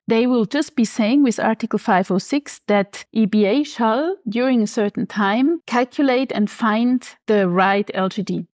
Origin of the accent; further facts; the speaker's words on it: Switzerland; now in Frankfurt, Germany; I'm originally from Switzerland, living in Frankfurt at the moment.